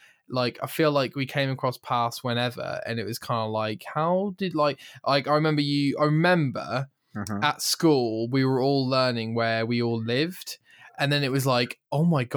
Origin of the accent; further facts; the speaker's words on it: United Kingdom; We're British.